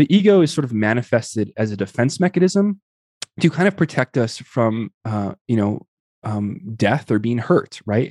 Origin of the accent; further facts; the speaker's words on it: Tucson, Arizona, United States; I grew up in the Southwest Barrios in Tucson, Arizona